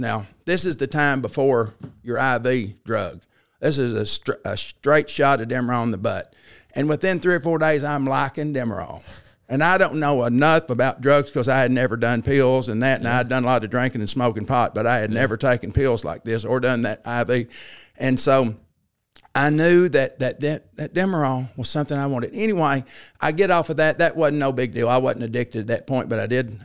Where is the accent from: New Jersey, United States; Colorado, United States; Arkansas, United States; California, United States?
Arkansas, United States; Paragould; also born or lived in Flint, Michigan; I grew up in Paragould, so I, I'm fifty-nine years old, and I was born in Flint, Michigan, but we moved here shortly thereafter